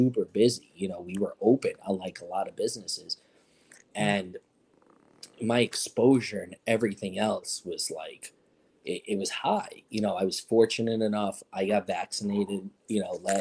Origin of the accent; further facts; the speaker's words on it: New York, United States; I'm a New Yorker through and through